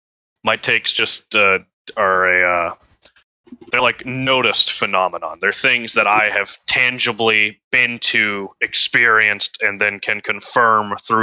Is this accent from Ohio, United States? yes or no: no; Georgia, United States; I'm from Georgia. Cool. I am in the deep south.